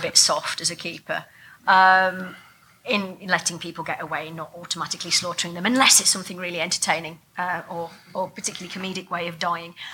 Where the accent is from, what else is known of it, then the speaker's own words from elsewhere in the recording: England, United Kingdom; being English and not having a gun culture